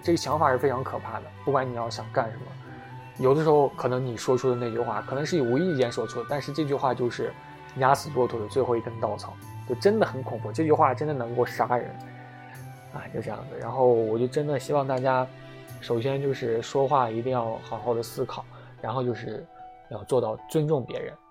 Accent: China; 作为一个中国人 我们大家都是中国人嘛

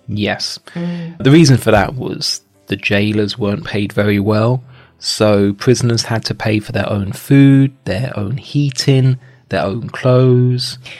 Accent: London, United Kingdom; I come from London

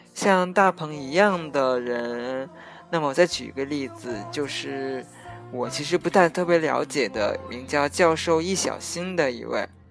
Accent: China; moved away; 符合我们中国国情的，特别是符合我们中国人

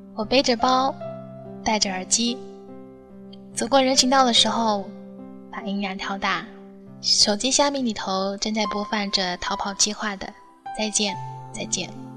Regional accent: Fuzhou, Fujian, China; 我的福州话还只能停留在简单的交流

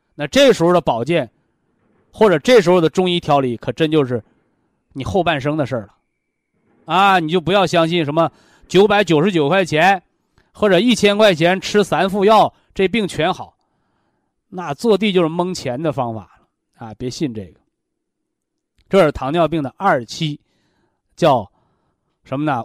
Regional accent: Linyi, Shandong, China; 我老家山东临沂

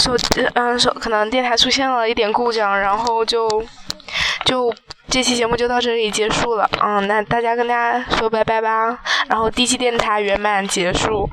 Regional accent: Yingtan, Jiangxi, China; 我们江西英台

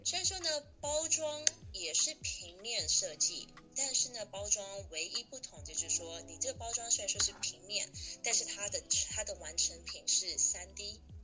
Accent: Taiwan; moved away; 因为我是台湾人，所以说我爸是商人

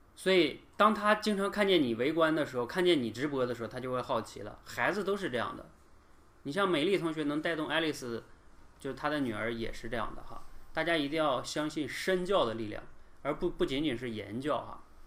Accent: China; 我们中国人

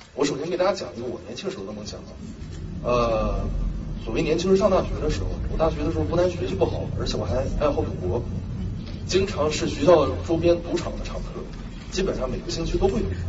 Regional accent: Dalian, Liaoning, China; also born or lived in Indiana, United States; 是土生土长的大连人。高中的时候，我是大连市第二十四中学毕业的。呃，因为高中的时候学习成绩欠佳，所以说呢，本科的时候我就到美国留学去了

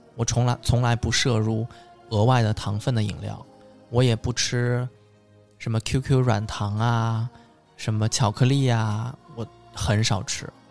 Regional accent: Suzhou, Jiangsu, China; 我们苏州人其实是跟上海人差不多啊，我们做菜喜欢放很多糖，很甜的

